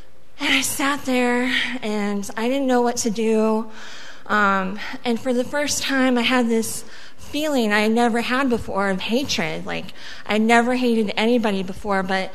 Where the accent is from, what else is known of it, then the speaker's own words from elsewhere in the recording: Daly City, California, United States; first language Spanish; English is a second language; also born or lived in Mexico; I was born in Mexico. My first language was Spanish, and I grew up in California in a little city called Daly City, not far from San Francisco